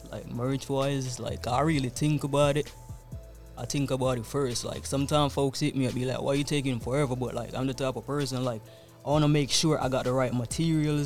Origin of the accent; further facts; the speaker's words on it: Atlanta, Georgia, United States; also born or lived in Fort Lauderdale, Florida; I was born in Atlanta